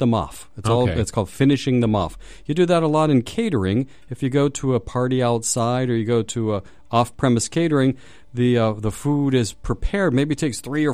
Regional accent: Pittsburgh, Pennsylvania, United States; I grew up in Pittsburgh

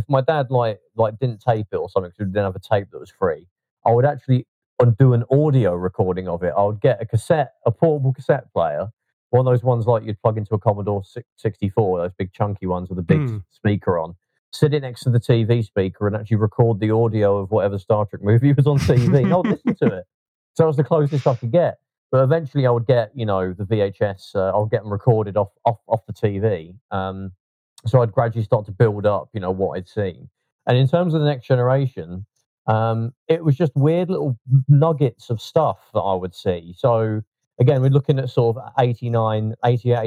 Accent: Leicester, East Midlands, United Kingdom; now in London, United Kingdom; I was growing up in Leicester in those days, that's where I'm from originally

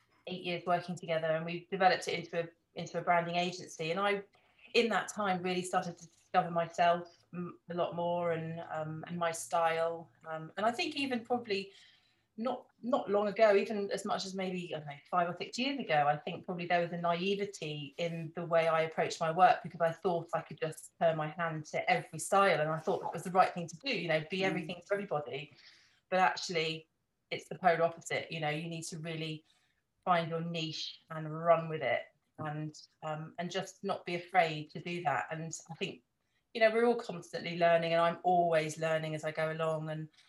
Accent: Norfolk, East of England, United Kingdom; also born or lived in Surrey; now in Devon, United Kingdom; I was born in Norfolk, so I wasn't born right by the coast

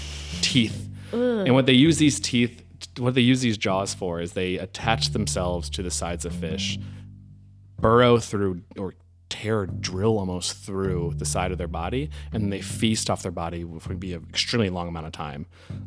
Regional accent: Chicago, Illinois, United States; moved away as an adult; also born or lived in San Francisco; now in Melbourne, Australia; I'm from Chicago

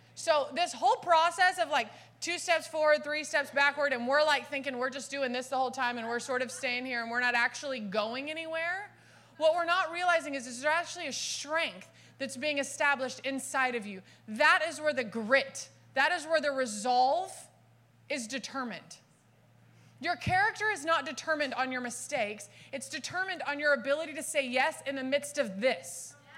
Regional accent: Dallas, Texas, United States; now in California, United States; I was born and raised in Dallas

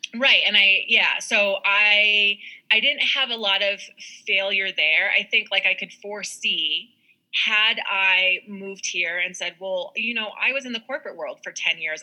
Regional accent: Park City, Utah, United States; I was born and raised in Park City, Utah

